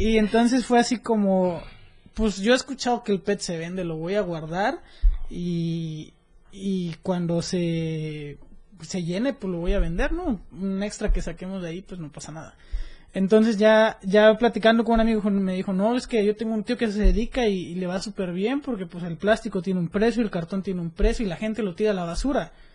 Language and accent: Spanish; Mexico; en el 2019 fui delegado mexicano del Youth Congress for Sustainable Americas